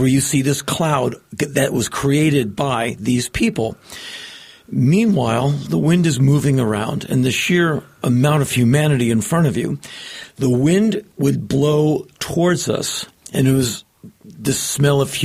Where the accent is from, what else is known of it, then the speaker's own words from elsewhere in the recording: Washington, District of Columbia, United States; moved away as an adult; now in Los Angeles, United States; I grew up in Washington, right, DC